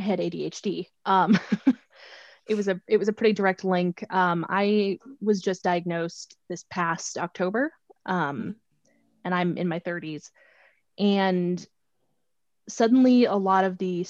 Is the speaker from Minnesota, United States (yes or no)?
yes; Minnesota, United States; moved away; I come from the state where the Juicy Lucy, the cheeseburger with the cheese on the inside, was invented in Minnesota